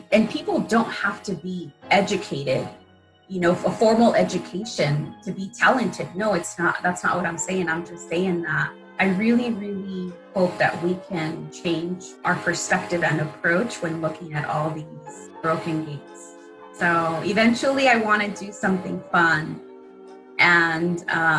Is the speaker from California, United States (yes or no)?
yes; Wilmington, California, United States; Growing up in Wilmington